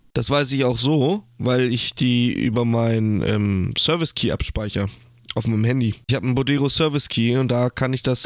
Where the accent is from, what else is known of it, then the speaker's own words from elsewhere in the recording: Germany; als Deutscher